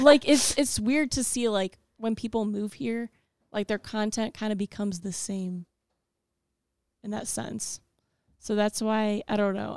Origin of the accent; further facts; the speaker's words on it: Ohio, United States; I'm from Ohio.